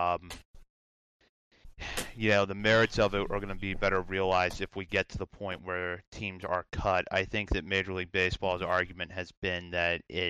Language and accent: English; Hagerstown, Maryland, United States; growing up in Hagerstown